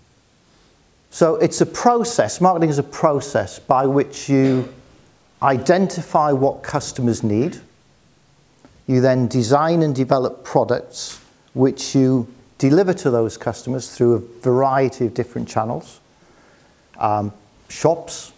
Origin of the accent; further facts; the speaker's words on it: Newcastle upon Tyne, North East England, United Kingdom; I'm from the northeast of England. So I grew up in Newcastle